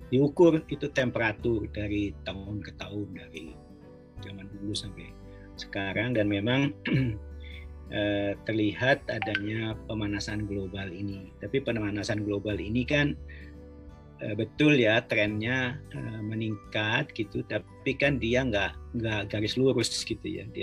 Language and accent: Indonesian; Bandung, West Java, Indonesia; moved away; saya kan lahir juga di Bandung ya saya pernah kecil di Bandung